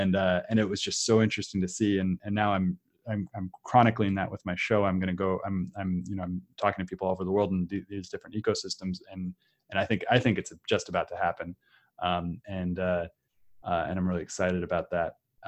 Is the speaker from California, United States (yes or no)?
yes; Redwood City, California, United States; I grew up in Redwood City, and I grew up in technology.